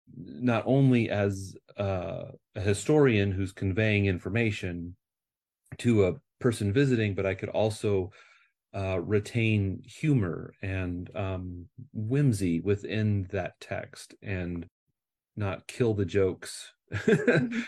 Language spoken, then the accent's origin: English; Nebraska, United States; moved away as an adult; now in California, United States; I am from the Midwest. I uh, I grew up in Nebraska